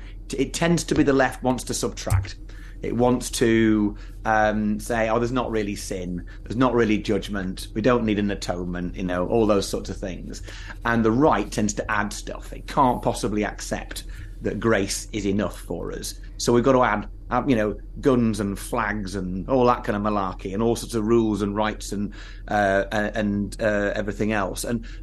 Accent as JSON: {"language": "English", "region": "England", "country": "United Kingdom", "said": "The thing about being English is we're all very fussy and very nervous about being too keen about anything."}